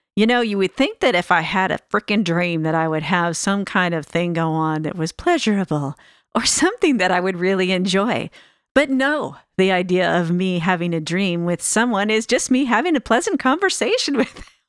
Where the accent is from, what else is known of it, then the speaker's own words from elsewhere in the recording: Sacramento, California, United States; also born or lived in Alameda, California; I'm actually from the Sacramento area, but I lived in Alameda, California last